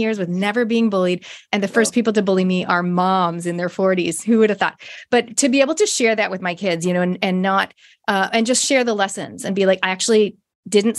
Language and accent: English; Toronto, Ontario, Canada; I grew up in Canada, Toronto.